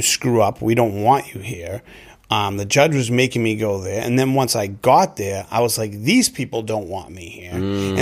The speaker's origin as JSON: {"language": "English", "town": "Melrose", "region": "Massachusetts", "country": "United States", "tie": "born or raised there", "said": "I grew up in Melrose, Massachusetts, up on the North Shore."}